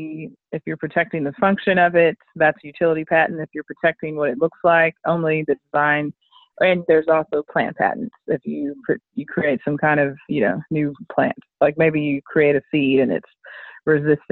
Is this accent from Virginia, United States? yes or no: no; Richardson, Texas, United States; also born or lived in Tallahassee, Florida / Austin, Texas; now in Dallas, United States; I grew up in Richardson, Texas